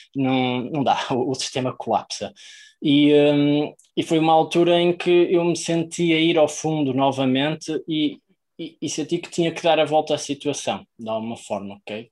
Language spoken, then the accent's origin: Portuguese; Maia, Norte, Portugal; venho da Maia, que é no norte de para lá do Rio Douro